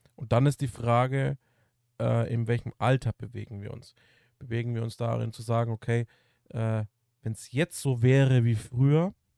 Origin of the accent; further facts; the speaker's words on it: Germany; bei uns als Deutsche